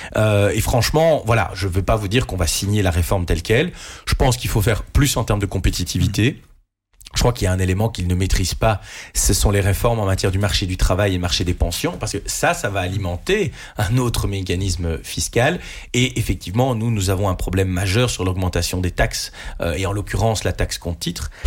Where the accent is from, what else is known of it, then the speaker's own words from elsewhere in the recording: Mons, Wallonia, Belgium; moi, je suis un Montois qui vit à Mons